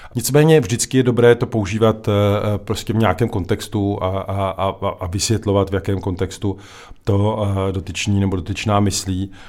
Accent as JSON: {"language": "Czech", "country": "Czechia", "said": "my sice se umíme jako Češi smát"}